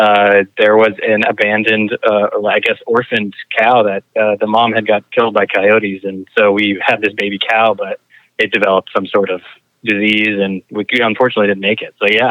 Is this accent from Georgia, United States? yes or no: yes; Griffin, Georgia, United States; I was born in Griffin, Georgia, in Spalding Regional Medical Center.